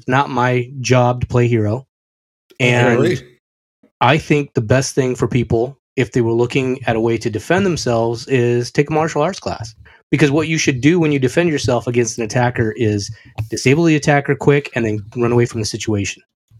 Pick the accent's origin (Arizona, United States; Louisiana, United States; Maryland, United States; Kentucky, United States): Arizona, United States; White Mountains; where I grew up in the White Mountains, Arizona.